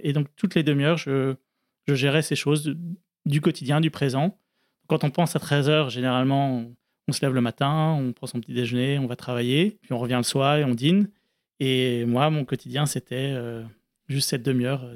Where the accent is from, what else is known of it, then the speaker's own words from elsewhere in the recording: France; j'arrivais sur ma terre natale en France